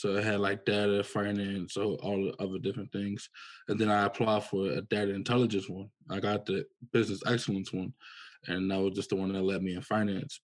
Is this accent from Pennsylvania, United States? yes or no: yes; Philadelphia, Pennsylvania, United States; I'm from Philadelphia, Pennsylvania um, in the process of moving to New York